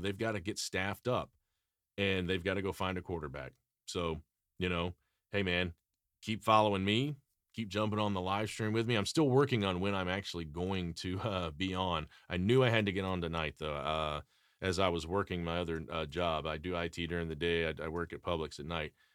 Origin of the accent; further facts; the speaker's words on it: Atlanta, Georgia, United States; when I was a kid growing up in Atlanta